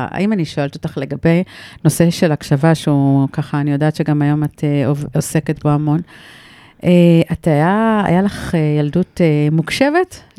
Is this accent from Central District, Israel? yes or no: yes; Rehovot, Central District, Israel; moved away as an adult; now in Kibbutz Revadim, Israel; גדלתי ברחובות.